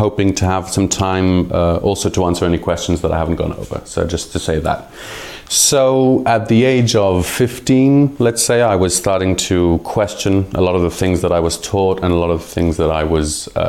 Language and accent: English; Jerusalem, Jerusalem District, Israel; first language Hebrew and English; moved away as an adult; now in Portugal; I was born in Jerusalem, Israel